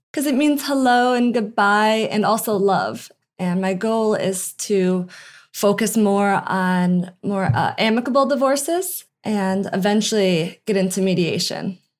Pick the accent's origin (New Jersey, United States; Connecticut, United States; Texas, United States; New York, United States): New York, United States; Albany; moved away as an adult; also born or lived in San Diego, California / Lake Tahoe; now in Del Mar, United States; I'm from Albany, New York, which is just upstate. And I moved to San Diego about six years ago for law school